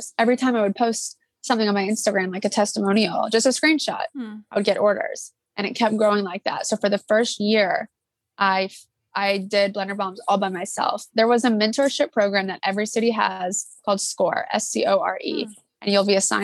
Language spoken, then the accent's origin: English; Atlanta, Georgia, United States; now in Charleston, United States; I grew up in Atlanta, Georgia, and I went to Riverwood High School